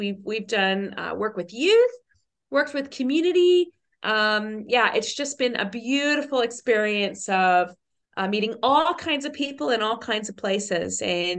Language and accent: English; Newfoundland and Labrador, Canada; born there; also born or lived in Australia; So I'm a Newfoundlander by birth.